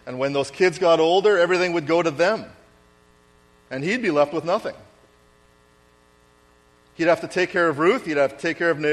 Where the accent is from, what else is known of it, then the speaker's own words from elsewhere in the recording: Winnipeg, Manitoba, Canada; I grew up in Winnipeg